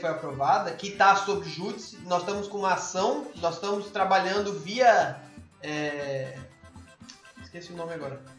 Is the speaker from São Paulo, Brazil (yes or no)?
no; Mato Grosso do Sul, Brazil; moved away as an adult; now in Paraíba, Brazil; eu, por ser de fora, pude notar, porque quando eu mudei para Paraíba em 2007, eu sou do Mato Grosso do Sul